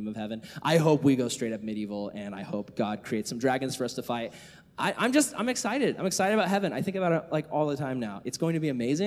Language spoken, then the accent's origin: English; United States; American Christians. We live in this country where we are free to worship Jesus